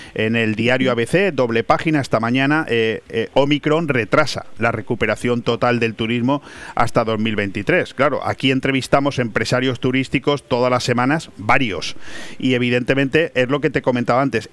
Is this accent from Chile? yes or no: no; Spain; los españoles somos muy dados a matarnos entre nosotros mismos